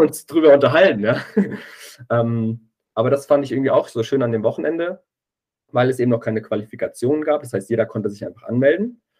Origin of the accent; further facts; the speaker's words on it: Giessen / Wetzlar area, Hesse, Germany; in meiner Heimat war, ähm, viele Leute, die ich eben kannte, von Streetworker Gießen, auch aus Wetzlar